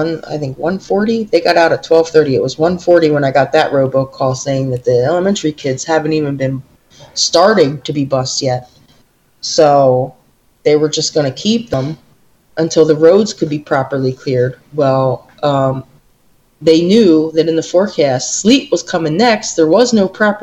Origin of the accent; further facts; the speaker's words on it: New York, United States; we're from New York